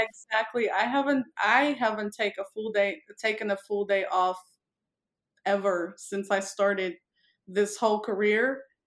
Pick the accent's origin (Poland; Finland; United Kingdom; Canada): Poland; also born or lived in Miami, Florida; now in Las Vegas, United States; I am originally from Poland, which is a, a frozen tundra